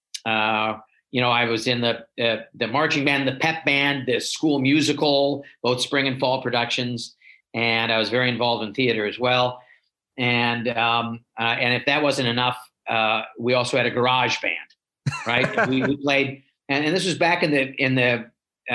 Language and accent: English; Shaker Heights, Ohio, United States; moved away as an adult; also born or lived in Los Angeles, California / Windsor, Ontario; now in Cincinnati, United States; I grew up in Cleveland, just on the east side of Cleveland in Shaker Heights